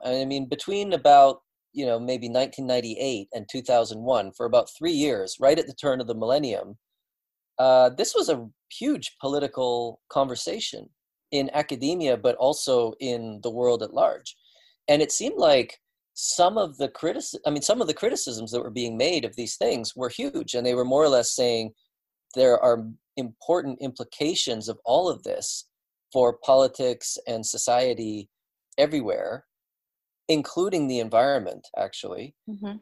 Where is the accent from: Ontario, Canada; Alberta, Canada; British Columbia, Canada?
British Columbia, Canada; moved away; also born or lived in Sweden; in British Columbia, where uh, where I was born and grew up